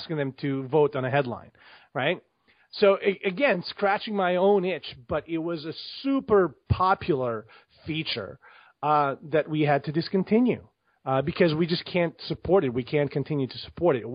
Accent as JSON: {"language": "English", "country": "Bosnia & Herzegovina", "tie": "born or raised there", "moved": "yes", "lives_now": "United States", "said": "I grew up in Bosnia. I grew up during the war in the 90s. I left Bosnia in like mid-90s and came to the United States."}